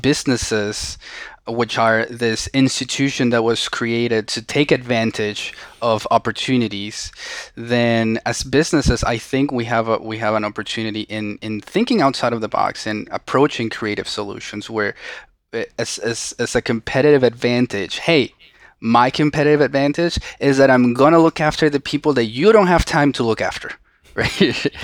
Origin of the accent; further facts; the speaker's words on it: Venezuela; English is a second language; moved away as an adult; now in United States; I was born and raised in Venezuela. right? And I spend basically all of my life there until April tenth of two thousand eleven, which is when I came to the United States.